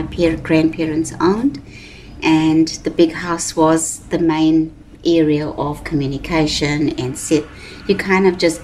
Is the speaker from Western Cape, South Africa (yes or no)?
no; Durban, KwaZulu-Natal, South Africa; now in Richmond, New Zealand; I was born in Durban in South Africa, and we grew up in a very closed society or environment or community.